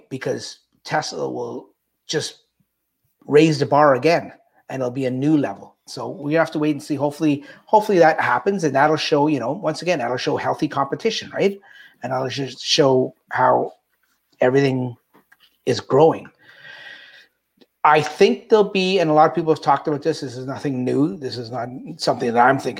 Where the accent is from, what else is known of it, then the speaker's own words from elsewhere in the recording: Canada; I'm Canadian